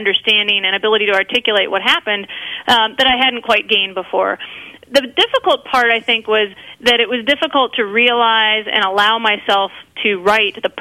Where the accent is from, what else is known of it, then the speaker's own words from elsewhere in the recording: Mankato, Minnesota, United States; moved away; I was raised in Mankato, Minnesota, in southern Minnesota. Graduated from high school there